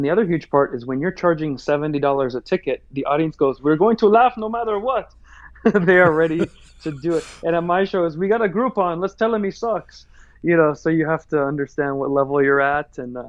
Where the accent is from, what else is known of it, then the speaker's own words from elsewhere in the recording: United States; Well, because I'm American, I typically take the Trump path